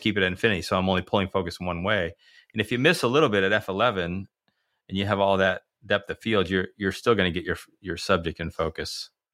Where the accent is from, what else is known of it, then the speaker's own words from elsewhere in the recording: United States; as an American